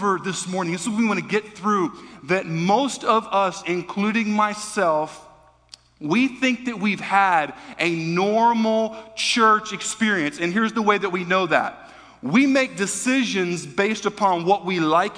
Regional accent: United States; as American Christians

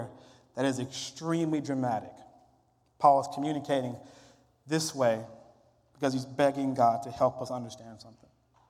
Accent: Mississippi, United States; I'm from Mississippi, which is the Bible Belt

